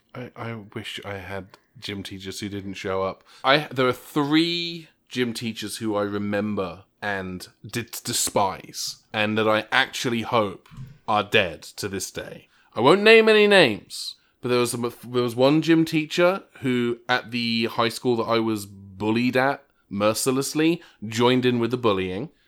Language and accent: English; England, United Kingdom; moved away; the high school in the town I grew up in in England